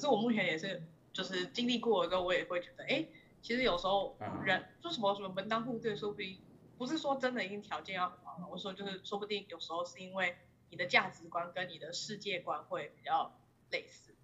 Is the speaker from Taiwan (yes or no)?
yes; Taiwan; moved away; 身为一个台湾人，我从小到大都过得蛮好的